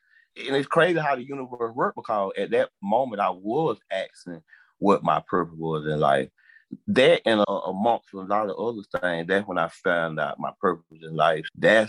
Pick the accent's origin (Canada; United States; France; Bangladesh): United States; Macon, Georgia; I'm 42. I'm from Macon, Georgia.